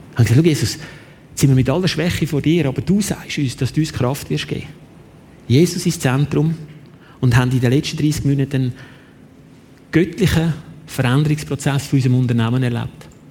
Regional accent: Switzerland; bei uns in der Schweiz

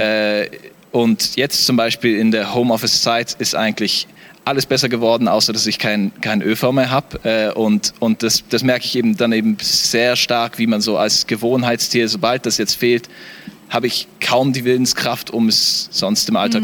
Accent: Namibia; moved away as an adult; also born or lived in South Africa; now in Switzerland; ich komme aus Namibia.

